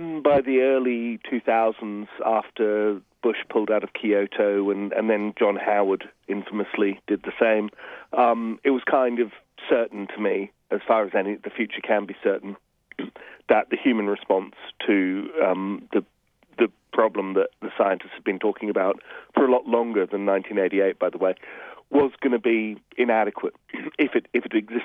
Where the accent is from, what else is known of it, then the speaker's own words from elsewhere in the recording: Adelaide, South Australia, Australia; I grew up mostly in Adelaide